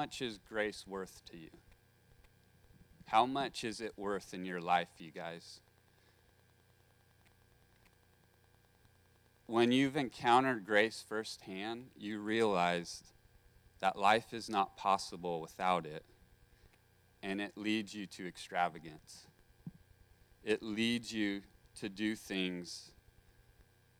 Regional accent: Santa Maria, California, United States; I grew up in Santa Maria

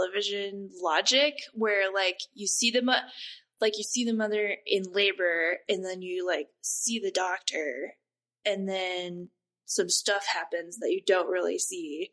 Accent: United States; I'm an American watching British TV on Netflix

